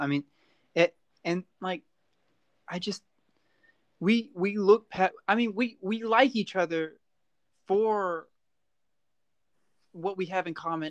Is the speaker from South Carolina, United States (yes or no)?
yes; South Carolina, United States; And I'm from South Carolina.